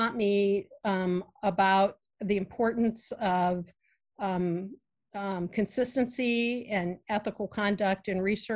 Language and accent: English; Virginia, United States; I grew up in Virginia and in a rural area